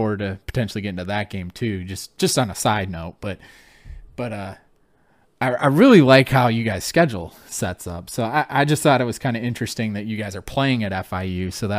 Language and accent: English; Flint, Michigan, United States; I grew up in Flint, Michigan.